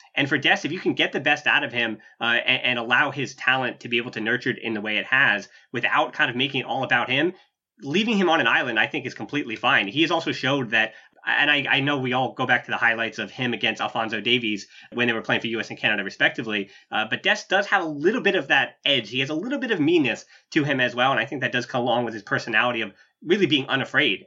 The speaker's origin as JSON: {"language": "English", "country": "United States", "said": "I'm an American"}